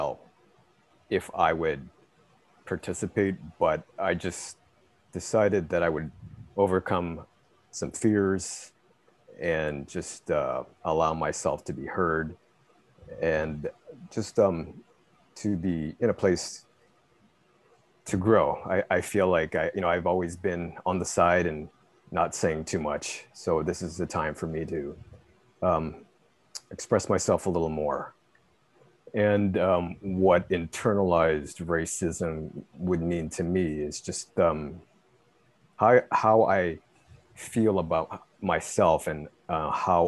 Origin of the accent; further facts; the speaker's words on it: Canada; now in United States; I was born and raised in Canada, and I live in the US now